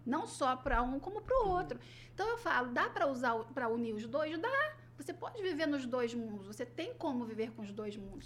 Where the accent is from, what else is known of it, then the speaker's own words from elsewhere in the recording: Rio de Janeiro, Brazil; accent: carioca; moved away; sou nascida no Rio, nascida e criada no Rio